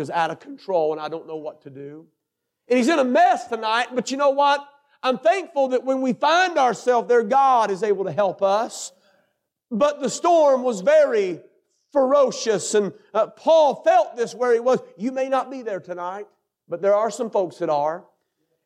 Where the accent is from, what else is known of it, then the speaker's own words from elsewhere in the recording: North Carolina, United States; I come from North Carolina